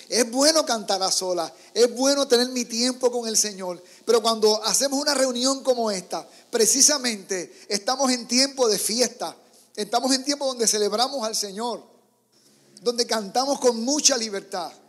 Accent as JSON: {"language": "Spanish", "country": "Puerto Rico", "moved": "yes", "said": "Entonces vengo de Puerto Rico, donde en las iglesias hay tantos músicos. Tú mueves una piedra y de ahí salen músicos."}